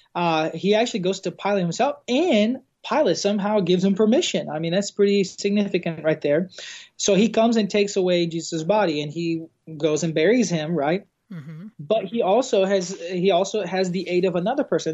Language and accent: English; an island in South Brazil, Brazil; English is a second language; moved away as an adult; also born or lived in Arkadelphia, Arkansas; now in United States; I was born and raised in an island in South Brazil